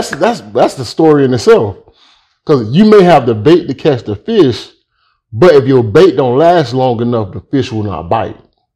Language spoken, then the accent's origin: English; Miami, Florida, United States; also born or lived in Pahokee, Florida; I was born and raised in Miami, Florida.